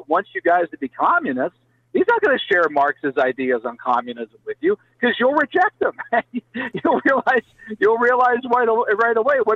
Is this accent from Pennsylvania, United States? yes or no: yes; Pennsylvania, United States; my home state of Pennsylvania